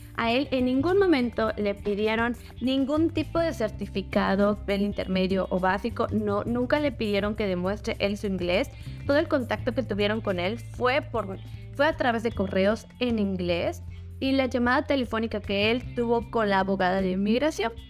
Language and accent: Spanish; Mexico; moved away as an adult; now in British Columbia, Canada; como mexicanos